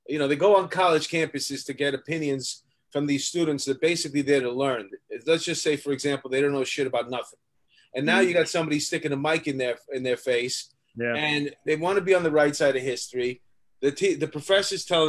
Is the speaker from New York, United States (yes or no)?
yes; New York, United States; when we were kids growing up in New York